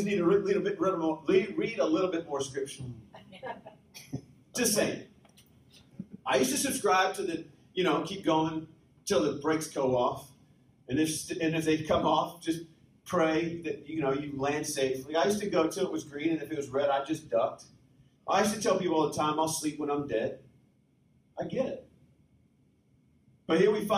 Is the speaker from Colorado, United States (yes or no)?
yes; Breckenridge, Colorado, United States; I was born in Colorado. Grew up in Breckenridge or just outside